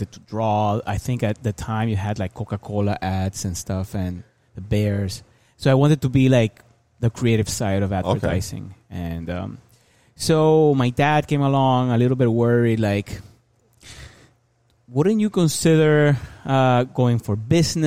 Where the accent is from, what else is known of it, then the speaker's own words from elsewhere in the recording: Barranquilla, Atlántico, Colombia; now in Miami, United States; I grew up in Colombia